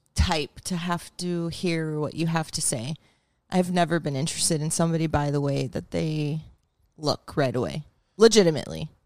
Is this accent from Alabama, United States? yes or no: no; Fort Lauderdale, Florida, United States; moved away; also born or lived in Plantation, Florida; Come from South Florida